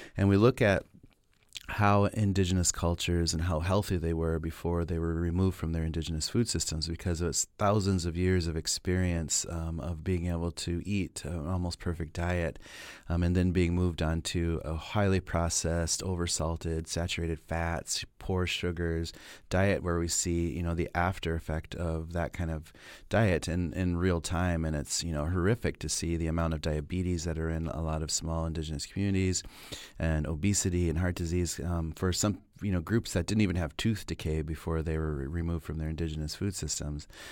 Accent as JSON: {"language": "English", "town": "Pine Ridge", "region": "South Dakota", "country": "United States", "tie": "born or raised there", "also_born_or_lived": "Minneapolis", "moved": "as an adult", "said": "growing up on Pine Ridge and being, you know, a member of the Oglala Lakota"}